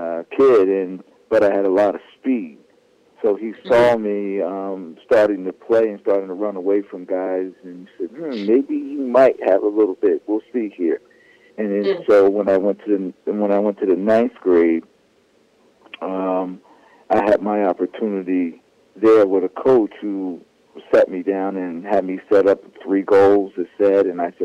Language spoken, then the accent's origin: English; Woodbine, New Jersey, United States; I grew up in a little town called Woodbine, New Jersey. It was actually a Jewish community